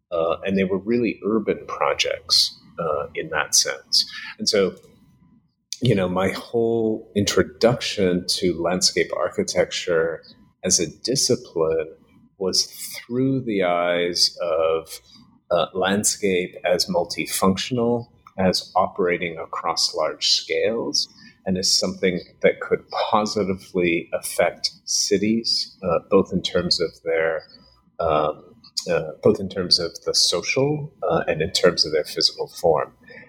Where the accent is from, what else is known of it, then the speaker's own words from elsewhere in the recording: New Bedford, Massachusetts, United States; So I grew up in New Bedford, which is a fishing town an hour south of Boston, working class.